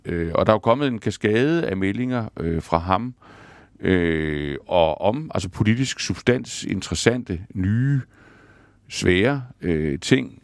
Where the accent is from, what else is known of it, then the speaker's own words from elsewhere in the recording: Denmark; vi som danskere